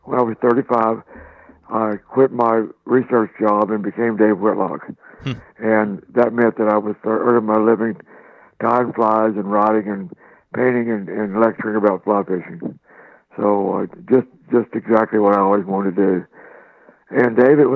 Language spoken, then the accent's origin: English; Oklahoma, United States; I was born and raised in Oklahoma